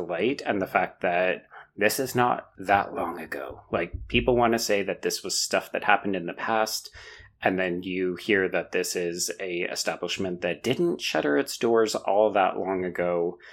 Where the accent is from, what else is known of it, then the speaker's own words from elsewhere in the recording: Canada; as a Canadian